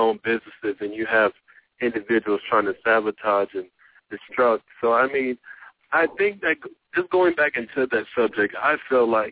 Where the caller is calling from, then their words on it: Atlanta, Georgia, United States; I'm calling from Atlanta, Georgia